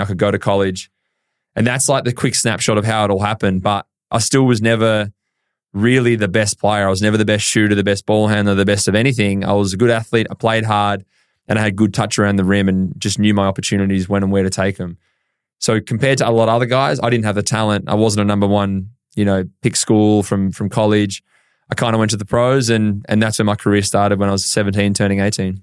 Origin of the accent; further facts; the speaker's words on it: Horsham, Victoria, Australia; I grew up in Horsham, County Victoria